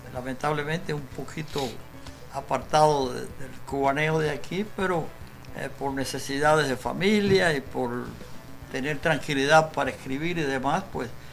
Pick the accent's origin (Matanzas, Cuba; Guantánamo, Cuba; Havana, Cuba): Havana, Cuba; Cojímar; moved away as an adult; mis últimos días allí en, en Cojimar, mi pueblo natal